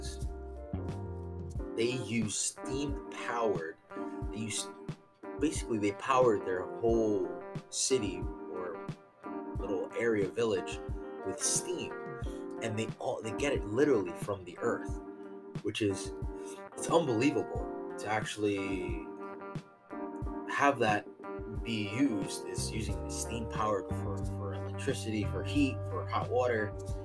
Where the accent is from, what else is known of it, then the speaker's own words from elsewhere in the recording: United States; I'm all American, born in the USA